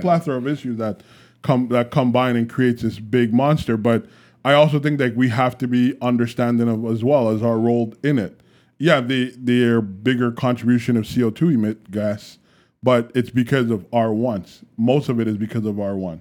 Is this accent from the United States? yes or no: no; Canada